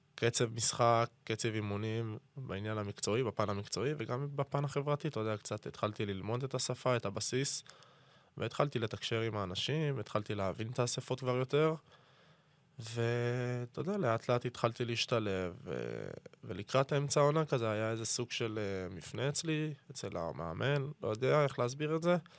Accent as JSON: {"language": "Hebrew", "country": "Israel", "tie": "born or raised there", "moved": "as an adult", "lives_now": "Pisa, Italy", "said": "אין על הארץ, אין על תל אביב, זה הארץ שגדלתי בה"}